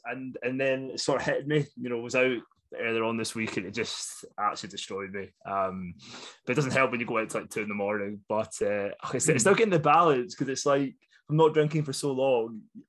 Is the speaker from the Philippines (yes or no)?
no; Scotland, United Kingdom; accent: Scottish; as you can probably tell by my lovely Scottish accent